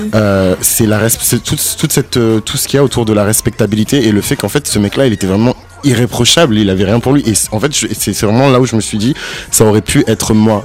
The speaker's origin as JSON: {"language": "French", "country": "France", "tie": "born or raised there", "also_born_or_lived": "Benin", "said": "je, suis né au Bénin et j'ai grandi en France"}